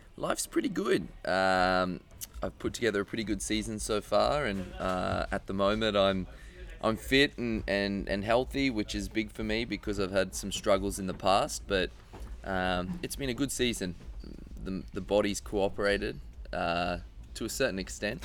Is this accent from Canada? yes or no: no; Australia; being Australian